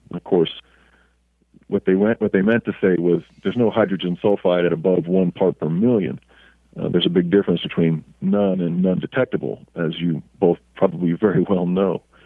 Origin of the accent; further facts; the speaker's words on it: Oklahoma, United States; moved away as an adult; also born or lived in Altus Air Force Base, Oklahoma / Los Angeles, California; we lived in Oklahoma uh, all through my uh, elementary, junior high, high school, and college um, career